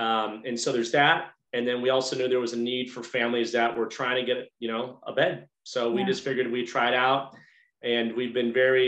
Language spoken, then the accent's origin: English; Orange County, California, United States; moved away as an adult; also born or lived in Boston, Massachusetts / Barcelona, Spain / Japan; now in Montgomery County, Texas, United States; So I've been in Texas, Montgomery County for about 5 years. I was born just south of Boston. I grew up in Orange County and I lived abroad in Barcelona, Spain in college.